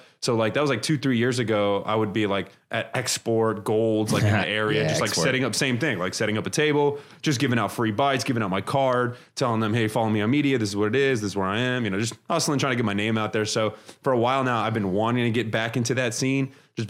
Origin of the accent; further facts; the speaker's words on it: Brooklyn, New York, United States; moved away; my parents came from Lebanon. They immigrated over to New York. So I'm from Brooklyn originally.